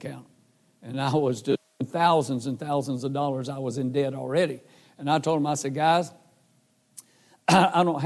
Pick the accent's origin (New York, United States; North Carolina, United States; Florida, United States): North Carolina, United States; Carthage; moved away as an adult; also born or lived in Raleigh, North Carolina / Nashville, Tennessee; I live in Carthage, North Carolina